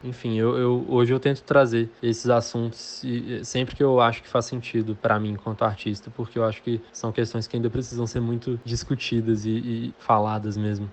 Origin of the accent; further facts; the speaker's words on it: Belo Horizonte, Minas Gerais, Brazil; Eu nasci, fui criado e moro até hoje em Belo Horizonte